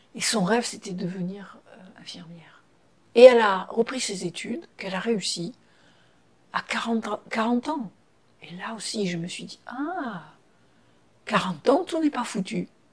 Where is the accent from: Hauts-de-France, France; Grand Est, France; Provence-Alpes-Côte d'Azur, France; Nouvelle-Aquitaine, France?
Provence-Alpes-Côte d'Azur, France; Toulon; moved away; de Toulon, de Toulon, Toulon, bord de mer